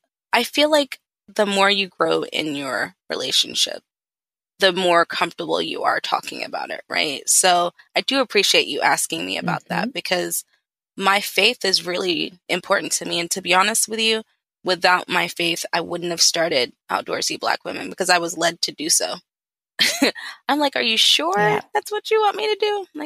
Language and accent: English; the South, United States; And then I grew up in the South. So I went to Baptist Church, Southern Baptist Church.